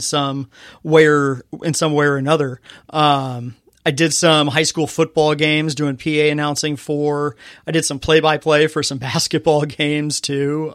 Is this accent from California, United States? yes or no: yes; Fontana, California, United States; I grew up in Fontana, California.